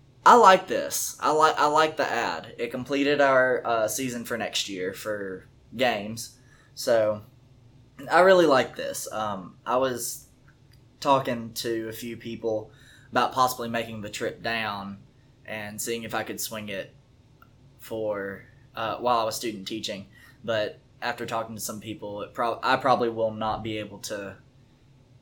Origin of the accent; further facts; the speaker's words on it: Huntsville, Alabama, United States; I'm from Huntsville